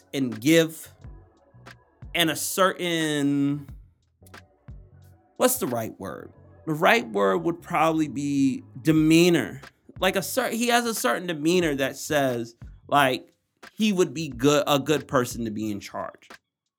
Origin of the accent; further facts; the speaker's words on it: Atlantic City, New Jersey, United States; I'm from Atlantic City, New Jersey. That's the home